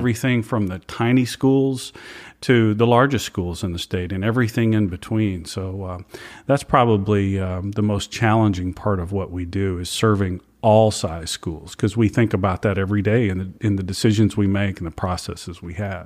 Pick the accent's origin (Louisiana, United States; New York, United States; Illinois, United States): Louisiana, United States; also born or lived in Atlanta, Georgia / Marietta, Georgia / East Texas; now in Austin, United States; I grew up in Louisiana